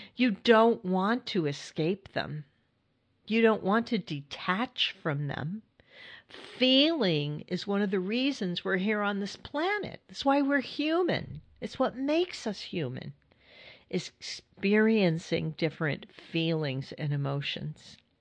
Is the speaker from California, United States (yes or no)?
yes; California, United States; moved away as an adult; now in Hudson Valley, New York, United States; I grew up in California and lived in California most of my life. And then I, I moved to New York